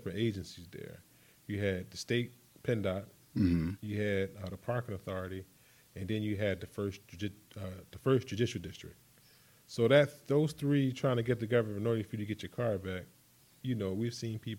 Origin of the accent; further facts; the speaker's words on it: Philadelphia, Pennsylvania, United States; Born and raised in Philadelphia.